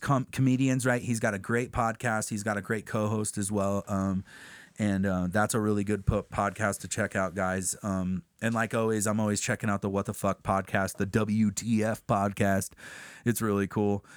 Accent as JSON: {"language": "English", "town": "Crestline", "country": "United States", "said": "we're from Crestline."}